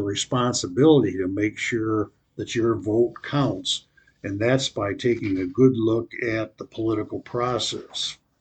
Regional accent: United States; I grew up in America, loved America, but America's changed

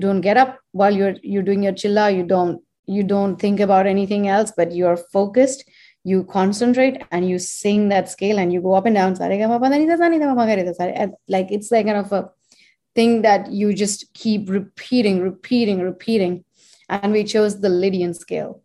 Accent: India; born or raised there; moved away as an adult; now in United States

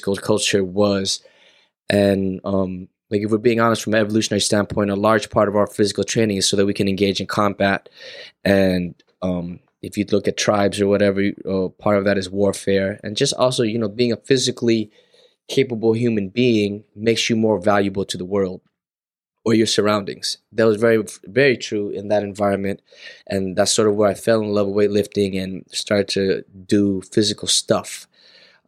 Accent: Los Angeles, California, United States; I'm from LA, born and raised in SoCal

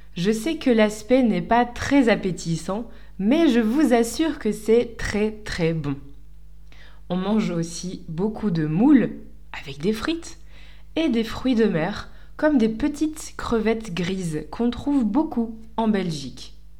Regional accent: Lille, Hauts-de-France, France; moved away as an adult; now in Lisbon, Portugal; J'habite à Lisbonne, au Portugal, depuis 2015, mais je suis née à Lille

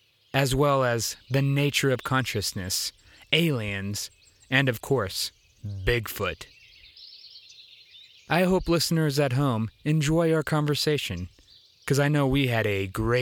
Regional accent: Nebraska, United States; my home state of Nebraska will still remain the center focal point

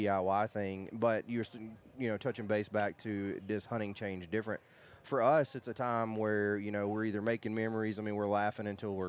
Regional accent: South Alabama, United States; I'm from South Alabama

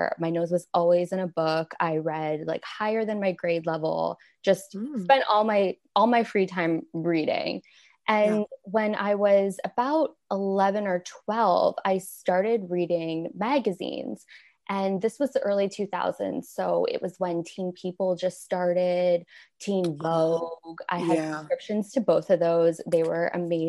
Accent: Windsor, Ontario, Canada; moved away as an adult; now in United States; I'm originally from Canada. I grew up in a city called Windsor, Ontario, and it's on the border with Detroit

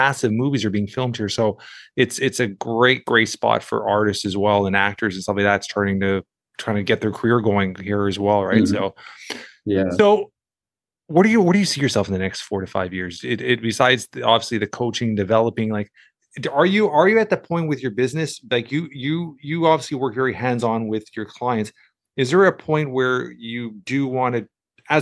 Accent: Toronto, Ontario, Canada; I'm from Toronto, Canada

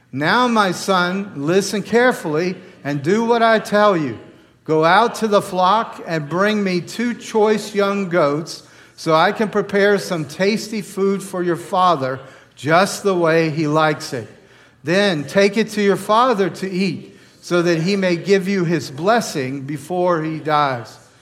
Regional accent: the South, Georgia, United States; moved away as an adult; now in New York, United States; I grew up in the South

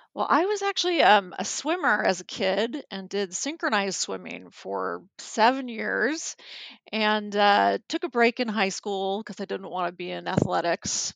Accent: Anaheim, California, United States; I grew up in Anaheim

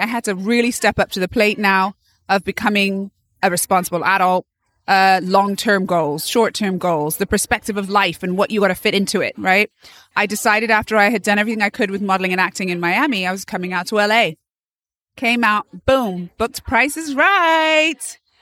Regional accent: Bath, South West England, United Kingdom; moved away as an adult; also born or lived in London; now in United States; I am from England originally, Bath, England.

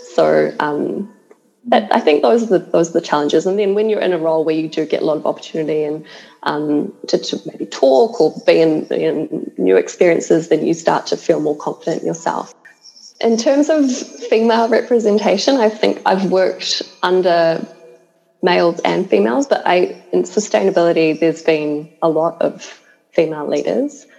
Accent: New Zealand; I'm from New Zealand

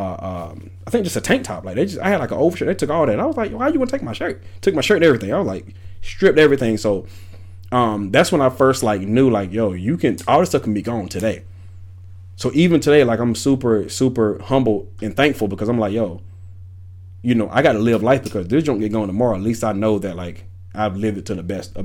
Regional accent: Wilson, North Carolina, United States; moved away; also born or lived in Atlanta, Georgia; I'm from Wilson, North Carolina, small hometown.

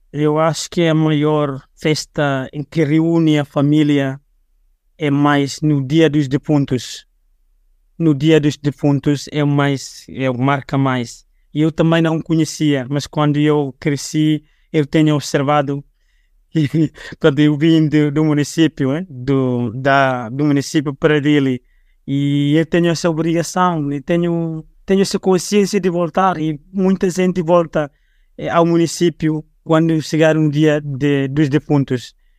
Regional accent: Liquiçá, Timor-Leste; now in Dili, Timor-Leste; Neste momento, eu vivo em Dili, e eu sou natural de Liquiçá

